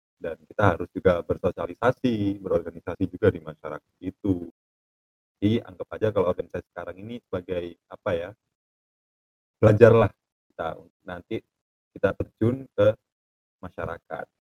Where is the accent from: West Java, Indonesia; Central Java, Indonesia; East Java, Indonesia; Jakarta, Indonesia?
East Java, Indonesia; Malang; Asalnya dari Malang.